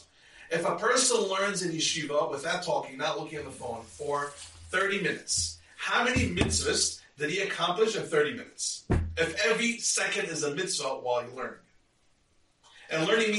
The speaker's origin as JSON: {"language": "English", "country": "United States", "tie": "born or raised there", "said": "I'm Israeli, I was born in America, but I'm a citizen"}